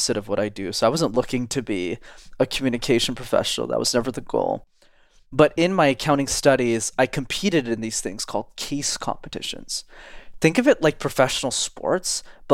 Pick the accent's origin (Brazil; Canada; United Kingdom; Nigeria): Canada; Montreal, Quebec; I grew up in Montreal in Canada, which is a city where you need to know how to speak French. And I'm still based there and I live there.